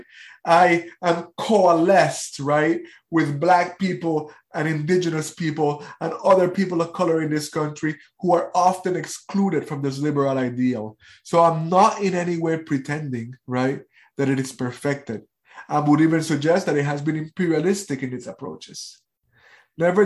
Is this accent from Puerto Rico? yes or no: yes; Puerto Rico; I am from Puerto Rico.